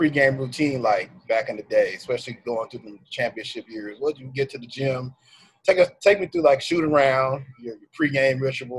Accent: Arlington, Texas, United States; I'm from Arlington, Texas, you know, a suburb of Dallas.

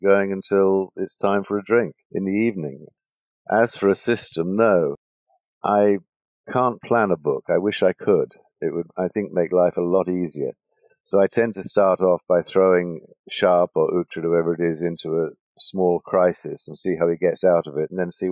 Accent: England, United Kingdom; moved away as an adult; now in United States; I'm now an American citizen and still married to the girl who drew me away from England

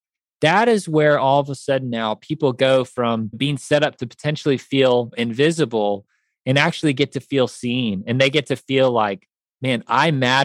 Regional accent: Kansas City, United States; also born or lived in Chicago; now in Nashville, United States; I grew up in Kansas City

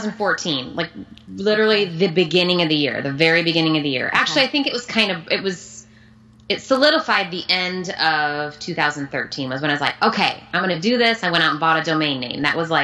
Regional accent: Illinois, United States; moved away as an adult; also born or lived in Chicago area / Palo Alto, California; now in California, United States; I'm actually from Illinois.

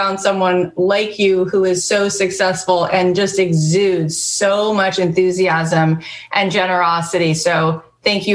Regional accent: Long Island, New York, United States; growing up on Long Island

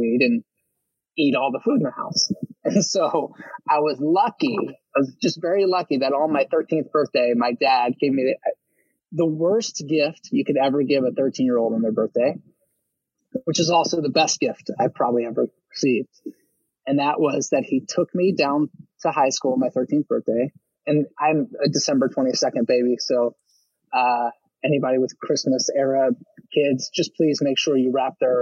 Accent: Baltimore, Maryland, United States; I was in Baltimore County, but right across the city line

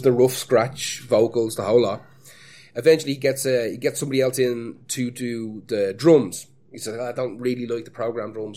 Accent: Ireland; As an Irishman

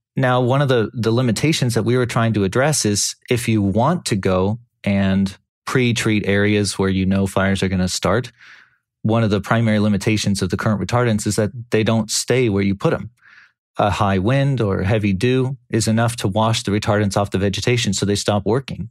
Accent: California, United States; I grew up in California. I'm Californian for almost my entire life

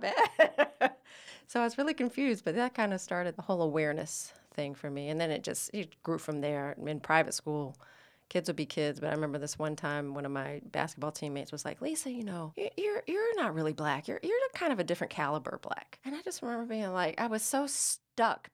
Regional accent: Atlanta, Georgia, United States; now in Los Angeles, United States; I am one of three children born and raised in Atlanta, Georgia, and I'm now a proud Los Angeles resident

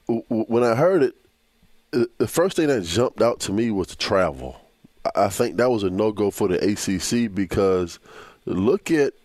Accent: Virginia, United States; I'm an East Coast guy. I'm from Virginia.

